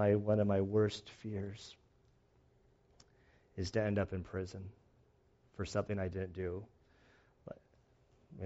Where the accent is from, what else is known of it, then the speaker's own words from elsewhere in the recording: United States; as an American for being a pastor